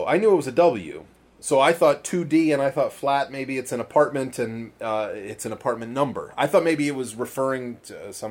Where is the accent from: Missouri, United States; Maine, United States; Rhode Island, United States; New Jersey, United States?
Maine, United States; Where I grew up in Maine